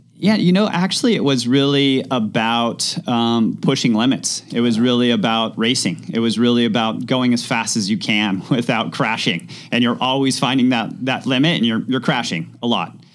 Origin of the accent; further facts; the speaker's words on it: Mammoth Lakes, California, United States; moved away as an adult; also born or lived in Los Angeles; growing up in Mammoth, small mountain town